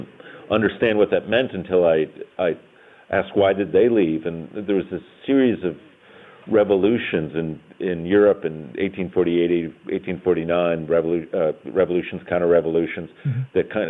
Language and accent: English; Town Line, New York, United States; And I talk about Town Line and the secession, and they would always ask, why? Why would a northern town secede? So I started one day. I started researching, and I typed in my old address.